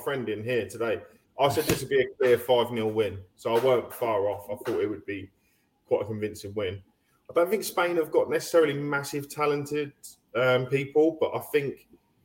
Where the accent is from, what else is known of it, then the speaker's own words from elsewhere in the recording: United Kingdom; I'm a British person.